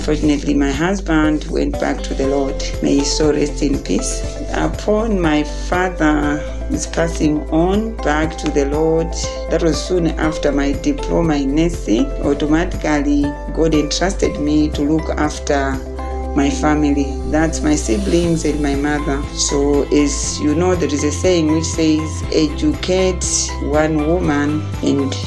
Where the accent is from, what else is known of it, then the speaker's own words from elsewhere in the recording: Kundai village, T/A Maganga, Salima district, Central Region, Malawi; I come from Kundai village, Te Maganga in Salima district